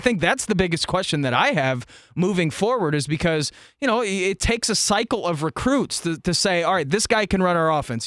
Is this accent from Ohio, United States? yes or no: yes; Dayton, Ohio, United States; I grew up in Dayton